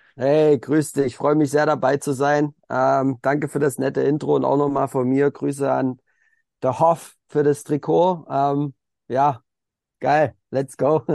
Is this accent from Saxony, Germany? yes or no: yes; Elstra, Saxony, Germany; ich komme halt aus der Oberlausitz, das ist noch mal so ein bisschen außerhalb von Dresden, da bin ich geboren und da habe ich auch Fußball angefangen in einem kleinen Dorf, Grün-Weiß-Elstra